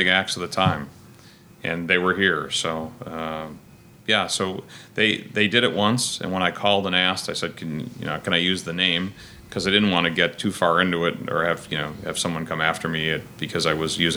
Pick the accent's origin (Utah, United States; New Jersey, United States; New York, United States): New York, United States; Cheektowaga; also born or lived in Syracuse, New York; I'm originally from Cheektowaga. I grew up at Pine Ridge in Genesee